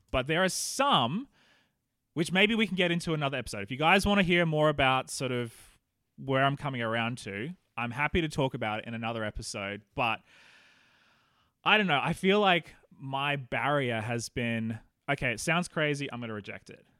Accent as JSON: {"language": "English", "country": "Australia", "moved": "yes", "lives_now": "New Zealand", "said": "Australians like you and me"}